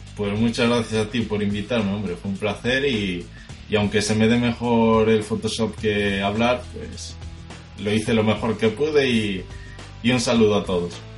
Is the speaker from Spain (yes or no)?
yes; Spain; soy de España, que tengo 23 años